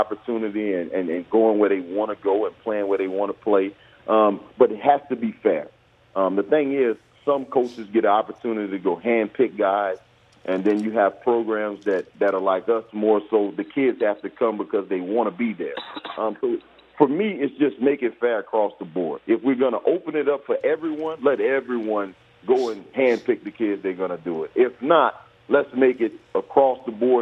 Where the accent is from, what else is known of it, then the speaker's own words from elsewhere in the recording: Houma, Louisiana, United States; I'm from Houma, Louisiana